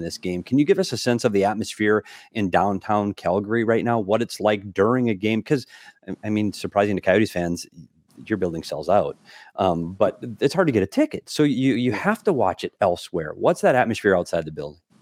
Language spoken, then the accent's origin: English; Minnesota, United States; my hometown Minnesota